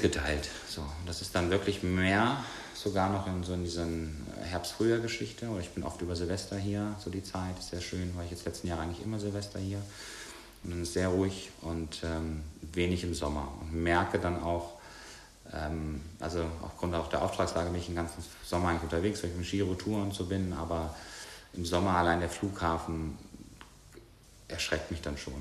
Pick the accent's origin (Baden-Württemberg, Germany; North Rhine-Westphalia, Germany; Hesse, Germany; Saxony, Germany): North Rhine-Westphalia, Germany; Bonn; moved away; Bei uns in Bonn haben wir direkt äh, große Waldstücke vor der Tür gehabt